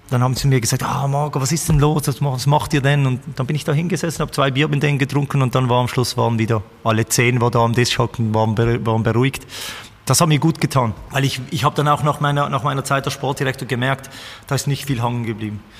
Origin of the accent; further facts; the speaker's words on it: Basel, Basel-Stadt, Switzerland; die Basel ist eigentlich meine Heimat.